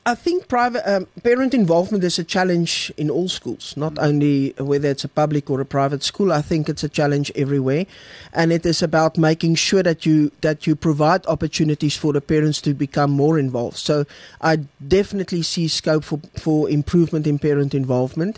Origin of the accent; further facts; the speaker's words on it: Bloemfontein, Free State, South Africa; moved away as an adult; also born or lived in Kroonstad / Viljoenskroon; I'm born and bred in the Free State. Um, coming, born in Bloemfontein, school there, university there